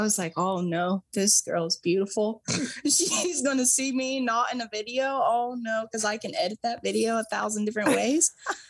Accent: Ohio, United States; I'm from Ohio.

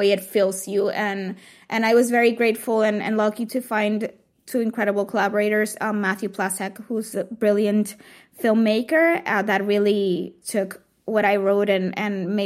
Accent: Puerto Rico; moved away; being surrounded by drag queens when I was growing up in Puerto Rico

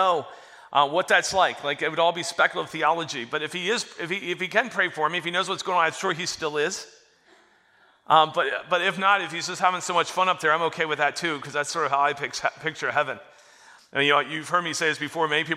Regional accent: Florida, United States; I grew up in Florida, out in the bay

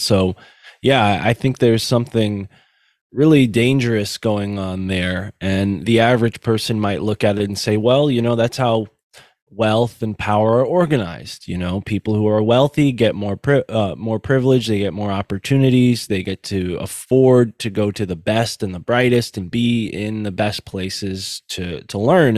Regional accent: Connecticut, United States; Connecticut, which is where I'm from

